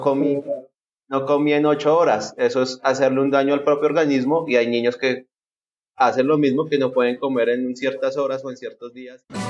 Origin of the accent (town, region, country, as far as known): Colombia